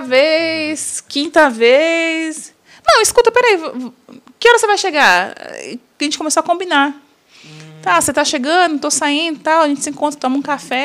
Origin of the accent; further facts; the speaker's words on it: São Paulo, Brazil; also born or lived in Jequié, Bahia; Sou natural de Jequié, Bahia, sou baiana, mas eu moro aqui em São Paulo desde os cinco anos de idade.